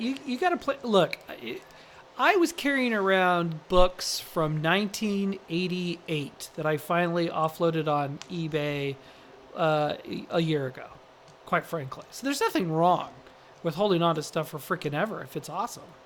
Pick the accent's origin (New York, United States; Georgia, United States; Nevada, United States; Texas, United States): Nevada, United States; Las Vegas; I am from Las Vegas